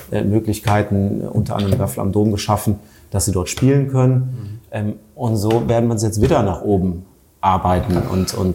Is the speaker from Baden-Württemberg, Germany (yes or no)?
no; North Rhine-Westphalia, Germany; bei uns am Niederrhein, da wo ich herkomme, gibt es halt Bessen Geneva, das ist ja auch, auch Grenz, äh, Grenzgebiet